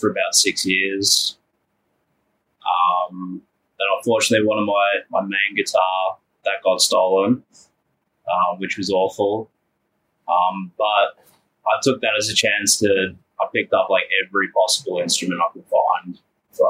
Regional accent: Melbourne, Victoria, Australia; I'm from Melbourne, Australia.

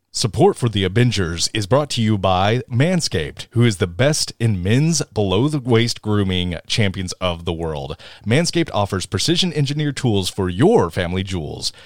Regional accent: Tennessee, United States; we're all from Tennessee

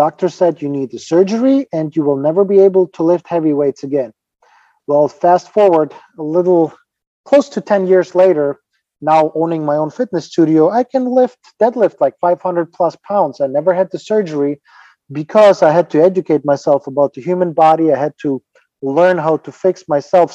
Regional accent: Ukraine; English is a second language; moved away as an adult; now in United States; I'm originally from Ukraine, and don't get me wrong, I love the country where I'm from, my home country

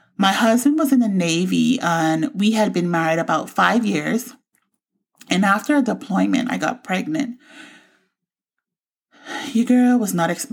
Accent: Bahamas; moved away; also born or lived in Florida; I grew up in the Bahamas and moved to Florida in 2000.

